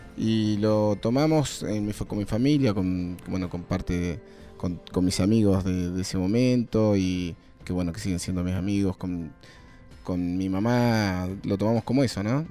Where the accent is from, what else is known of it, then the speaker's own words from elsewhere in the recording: Neuquén, Argentina; Yo soy de Neuquén